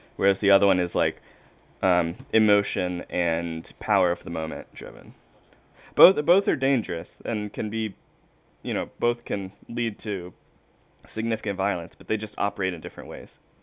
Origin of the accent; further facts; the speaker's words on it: South Carolina, United States; I'm from South Carolina